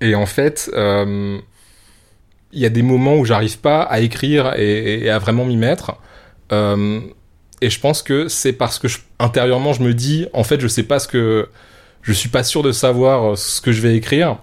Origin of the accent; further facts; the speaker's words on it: Strasbourg, Grand Est, France; je suis né à Strasbourg qui est le point le plus éloigné de toutes les mers possibles